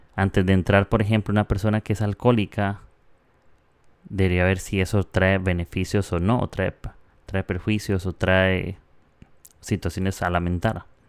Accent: Costa Rica; moved away as an adult; now in Peru; soy de Costa Rica. Ahorita estoy en Perú un tiempo, pero eh, soy de Costa Rica

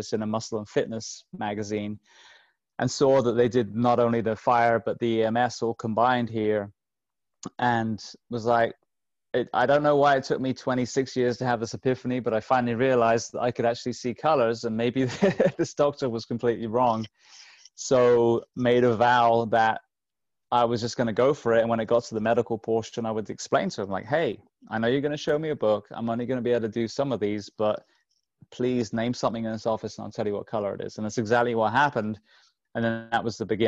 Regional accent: England, United Kingdom; I grew up in England

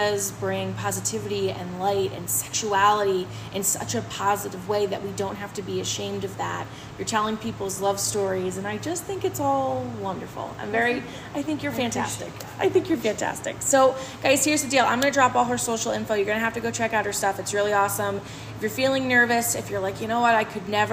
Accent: Sullivan County, New York, United States; moved away as an adult; now in Highland, United States; my hometown of Sullivan County

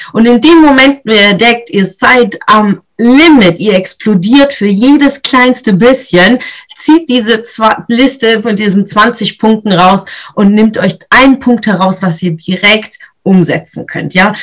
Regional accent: Swabia, Germany; ich bin Schwäbin, also da schafft man im Schwabenland

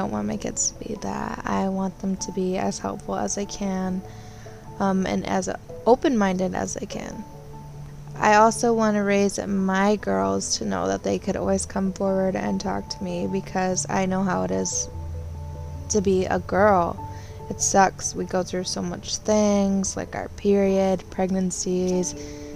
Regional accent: Michigan, United States; I grew up here in Michigan

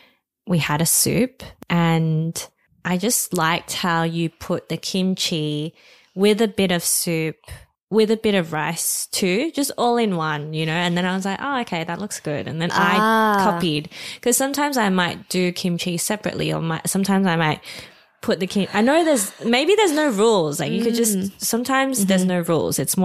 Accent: Australia; I'm Chinese Australian

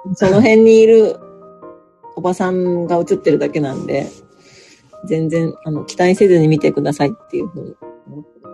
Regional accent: Kurobe, Toyama, Japan; also born or lived in Tokyo; now in Nagoya, Japan; 富山県黒部市出身です

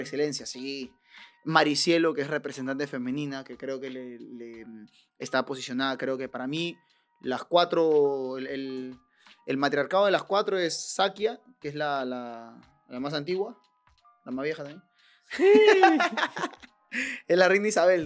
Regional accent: Lima, Peru; yo nací en el Rima, que un callejón pues, este, de lo más peligroso

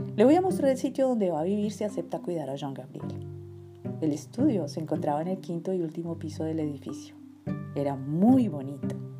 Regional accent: Colombia; moved away as an adult; also born or lived in France; todos nosotros tendríamos que enfrentarnos como colombianos en el exterior. En Colombia, en la década de los 80 y los 90, tuvimos que sobrevivir

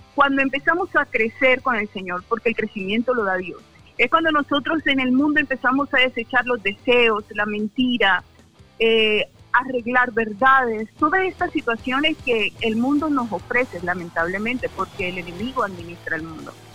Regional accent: Barranquilla, Atlántico, Colombia; moved away as an adult; also born or lived in Cúcuta; now in Ocaña, Colombia; yo soy de Barranquilla, crecí allá y, y mi familia vive en Barranquilla

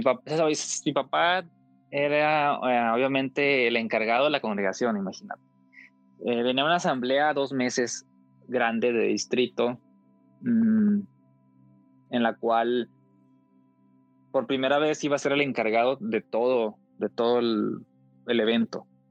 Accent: Coahuila, Mexico; De donde yo soy, de Coahuila, hace un calor intenso en tiempo de calor

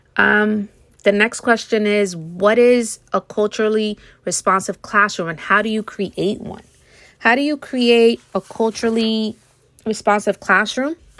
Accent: United States; I grew up in America

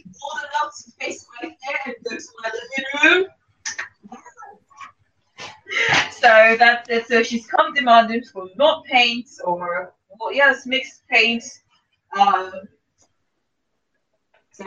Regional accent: Nigeria; I'm Nigerian as well, okay? I am Nigerian

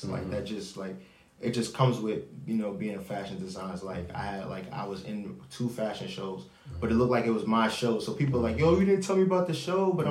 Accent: New York City, New York, United States; I'm from New York

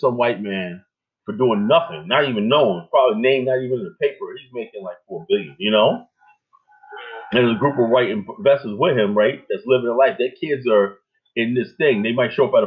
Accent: upstate New York, United States; also born or lived in South Jamaica, Queens, New York City; I was born in South Jamaica, Queens, right? Residential area, right? Parents moved upstate New York, nice area, whatnot. I went to the best schools, colleges, everything

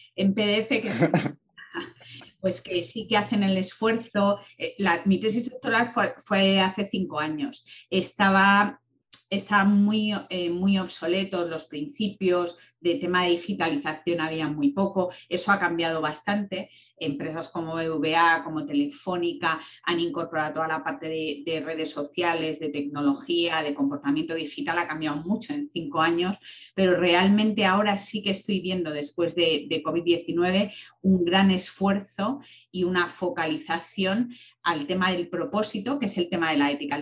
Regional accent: Palencia, Castile and León, Spain; moved away; yo, que soy de Palencia

